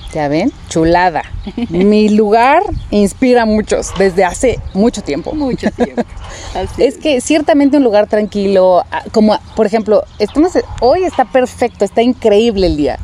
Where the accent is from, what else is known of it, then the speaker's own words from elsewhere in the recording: Mexico; nuestro México